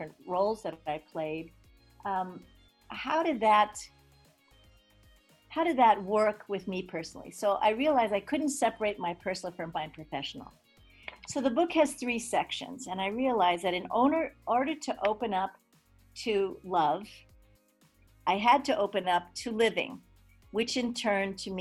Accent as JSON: {"language": "English", "region": "Hawaii", "country": "United States", "tie": "born or raised there", "also_born_or_lived": "New York", "said": "And so I grew up in Hawaii with a very eclectic background. I was actually born in New York"}